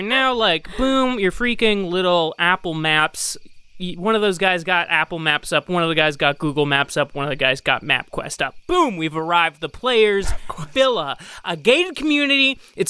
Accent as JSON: {"language": "English", "country": "Ireland", "said": "That is a dated term at this point, because I am Irish"}